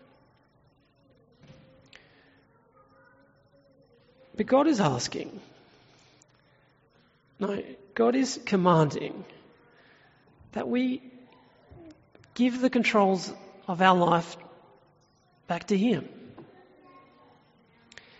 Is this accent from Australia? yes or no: yes; Tumut, New South Wales, Australia; my hometown of Tumut in New South Wales, which is in the Snowy Mountains